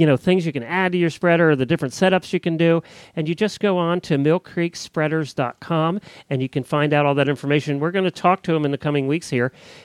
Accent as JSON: {"language": "English", "area": "Lancaster County", "region": "Pennsylvania", "country": "United States", "tie": "born or raised there", "said": "the county I grew up in Lancaster County, Pennsylvania"}